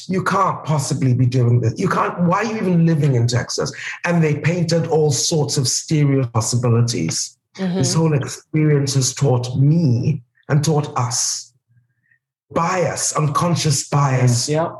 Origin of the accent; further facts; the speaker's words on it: Nigeria; moved away; You know, you share with people that we're Nigerian by birth